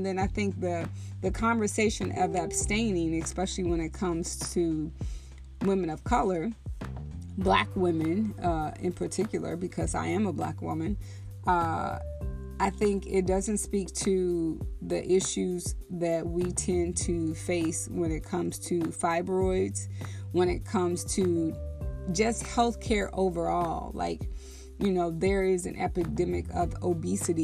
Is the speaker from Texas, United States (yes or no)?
yes; Texas, United States; I was raised in the Bible Belt in Texas in church